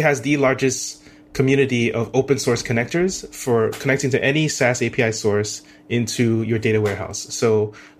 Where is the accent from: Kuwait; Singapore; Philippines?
Singapore; moved away as an adult; also born or lived in United States; born and raised in Singapore